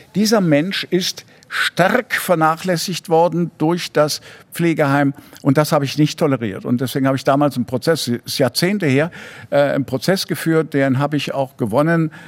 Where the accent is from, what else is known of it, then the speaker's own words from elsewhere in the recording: Ratingen, North Rhine-Westphalia, Germany; also born or lived in Cologne / Düsseldorf / Hamburg; Ratingen geboren